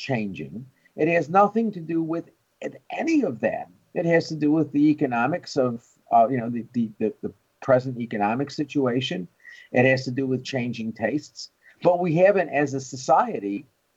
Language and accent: English; New York, United States; when I was a kid growing up in New York